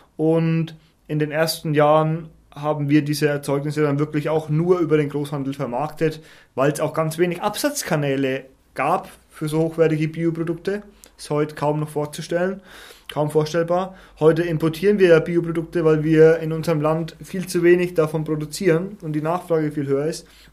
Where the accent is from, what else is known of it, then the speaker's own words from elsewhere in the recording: Schwarzach am Main, Bavaria, Germany; Ich komme aus einem schönen ländlichen Ort namens Schwarzach. Da gibt es diese ganz berühmte Benediktiner, Benediktinerabtei